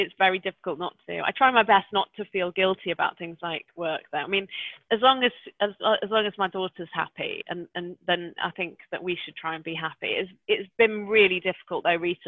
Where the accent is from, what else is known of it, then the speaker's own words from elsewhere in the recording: Manchester, North West England, United Kingdom; growing up in Manchester